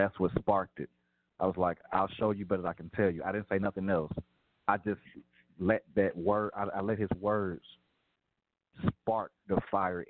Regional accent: Atlanta, Georgia, United States; me being from Atlanta

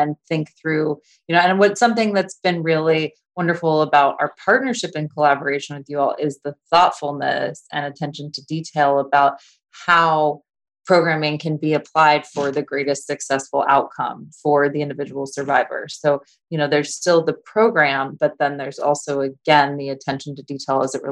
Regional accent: Orange County, California, United States; moved away; I grew up in Orange County, California

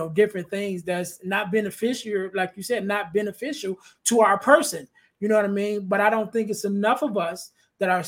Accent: Chicago, Illinois, United States; I'm from the Chicagoland area, but we were staying in the suburbs at that time

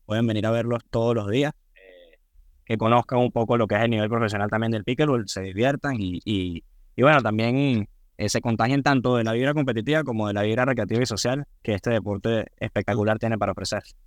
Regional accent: Venezuela; yo soy venezolano

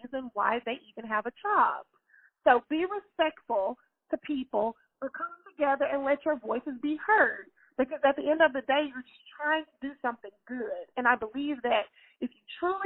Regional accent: Ruston, Louisiana, United States; I'm from Ruston, Louisiana

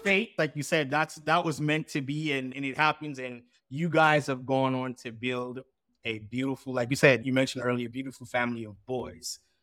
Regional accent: Sierra Leone; now in United States; I was born in Sierra Leone and I had a Sierra Leonean passport

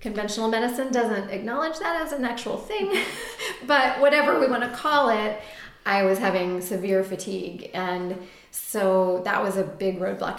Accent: Texas, United States; now in Astoria, Queens, New York, United States; We grew up in Texas public schools mostly

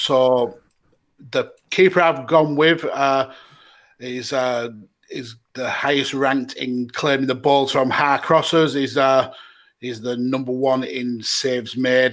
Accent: United Kingdom; as British football fans

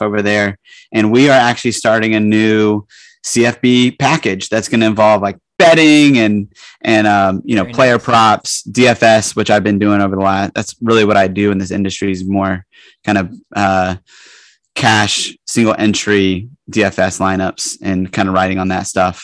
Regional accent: Florida, United States; moved away; I'm a Florida guy. I'm from Florida originally

